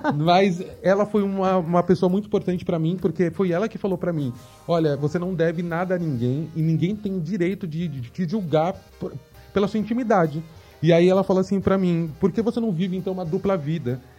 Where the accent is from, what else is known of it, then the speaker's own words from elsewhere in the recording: São Paulo, Brazil; nasci e cresci aqui em São Paulo, capital. É, cresci na periferia de São Paulo, Americanópolis